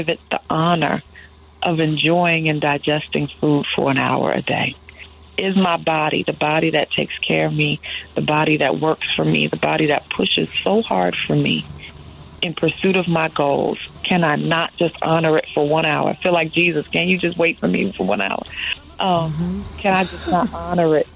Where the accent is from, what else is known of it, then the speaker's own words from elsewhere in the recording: New York, United States; As a New Yorker